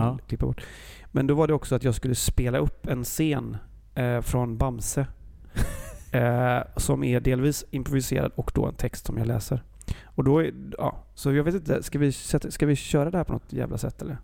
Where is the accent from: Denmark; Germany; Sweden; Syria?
Sweden; Gothenburg, Västra Götaland; jag är ju från Göteborg. Vi är ju världens trevligaste folk också